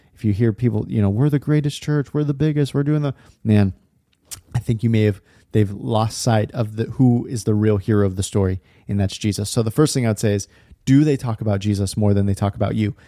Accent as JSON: {"language": "English", "region": "California", "country": "United States", "tie": "born or raised there", "moved": "yes", "lives_now": "Portland, United States", "said": "I grew up in California, live in Portland area now"}